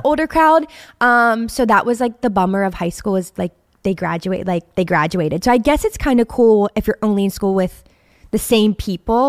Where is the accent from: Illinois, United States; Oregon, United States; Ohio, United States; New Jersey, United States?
Ohio, United States; Steubenville; I was born in a small town called Steubenville, Ohio